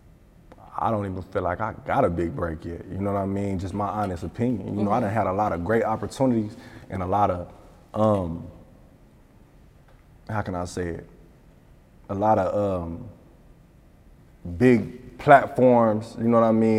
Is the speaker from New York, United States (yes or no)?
no; Tulsa, Oklahoma, United States; I'm from Tulsa, Oklahoma. I'm from Oklahoma